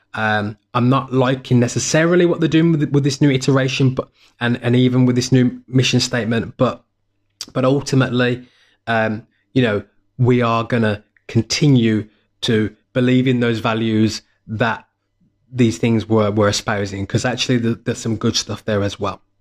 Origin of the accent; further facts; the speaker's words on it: United Kingdom; I'm a Brit. So, as a Brit